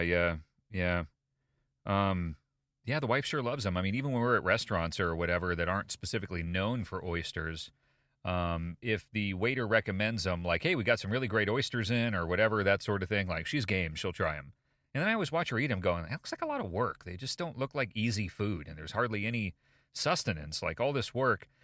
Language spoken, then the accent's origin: English; United States; as an American